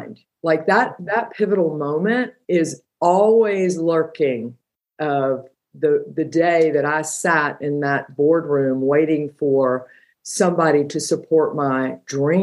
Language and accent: English; Georgia, United States; I'm from Georgia